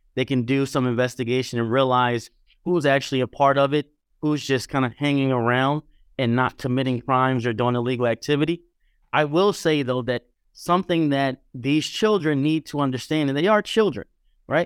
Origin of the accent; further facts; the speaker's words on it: Philadelphia, Pennsylvania, United States; now in New York, United States; I grew up in Philadelphia, but I've been in New York a long time